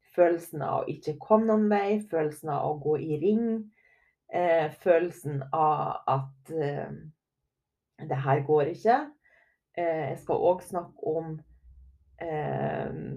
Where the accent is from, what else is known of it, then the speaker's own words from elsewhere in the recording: Herøy, Møre og Romsdal, Norway; moved away; also born or lived in Trondheim; Jeg kommer jo ifra Lille Herøy